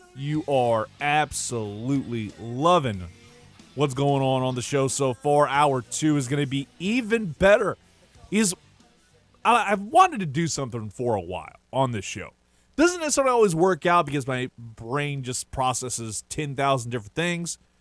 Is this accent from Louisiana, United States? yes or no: yes; Lafayette, Louisiana, United States; I'm from Lafayette, Louisiana, born and raised, and more towards the Carricker area